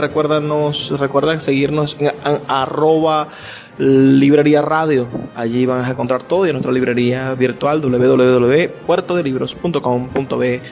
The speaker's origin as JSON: {"language": "Spanish", "region": "Zulia", "country": "Venezuela", "said": "nosotros podemos ser lo más zulianos"}